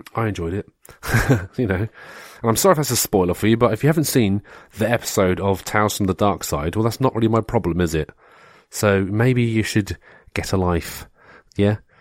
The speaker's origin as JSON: {"language": "English", "country": "United Kingdom", "said": "we had like Spitting Image in the UK"}